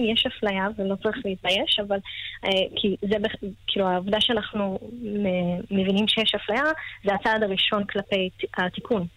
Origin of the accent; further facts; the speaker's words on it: Israel; כערבייה הישראלית הראשונה